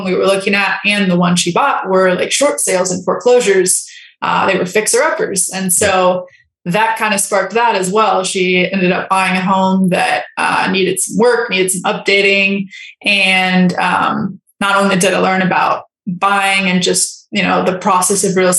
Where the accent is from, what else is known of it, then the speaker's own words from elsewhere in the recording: Los Angeles, California, United States; I was raised in California, Los Angeles, like very wealthy area